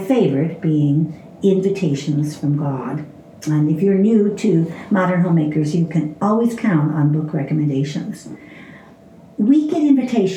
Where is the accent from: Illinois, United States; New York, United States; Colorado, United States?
Illinois, United States; Chicago; I grew up in Chicago